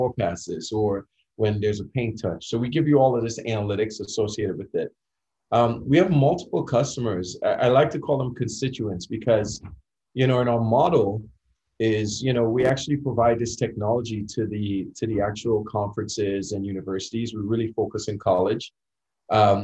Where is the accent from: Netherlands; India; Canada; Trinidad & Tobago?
Trinidad & Tobago; moved away as an adult; now in United States; growing up in Trinidad